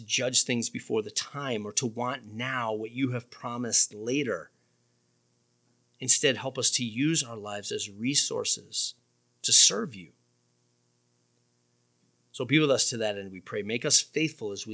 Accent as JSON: {"language": "English", "country": "United States", "said": "We're American Christians rather than Christians who happen to live in America."}